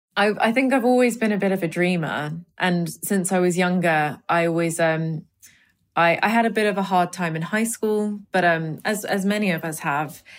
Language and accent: English; London, United Kingdom; My parents, you know, being Indian and coming to London and raising me and my brother